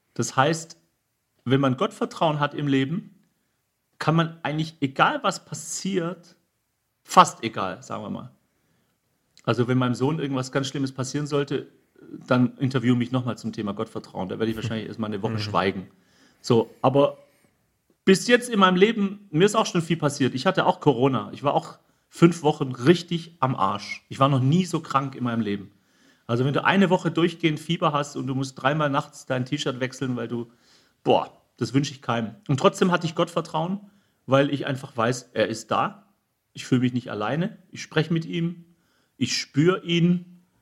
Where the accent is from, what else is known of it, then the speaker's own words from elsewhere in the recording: Germany; wir Deutschen